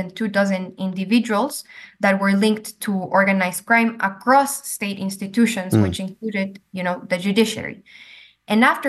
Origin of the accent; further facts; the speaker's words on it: Ecuador; moved away as an adult; I am from Ecuador and I've lived there my entire life and not based there anymore